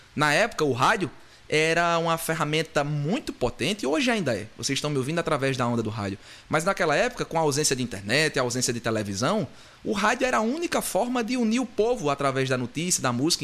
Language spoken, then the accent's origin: Portuguese; Patos, Paraíba, Brazil; accent: interior da Paraíba, do Sertão; now in Caicó, Brazil; eu sou paraibano, sou filho de Patos, na Paraíba, e atualmente moro em Caicó, Rio Grande do Norte